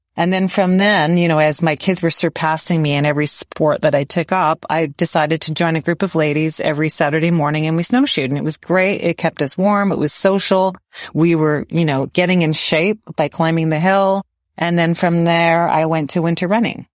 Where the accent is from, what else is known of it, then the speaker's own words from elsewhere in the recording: Waterloo, Ontario, Canada; I grew up in Waterloo, which is landlocked